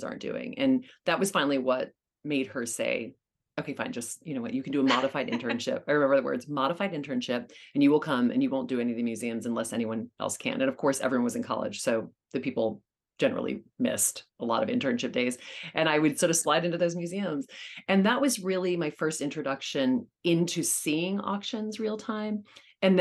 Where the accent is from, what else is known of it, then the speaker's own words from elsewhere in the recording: Louisiana, United States; now in New York City, United States; And I grew up in Louisiana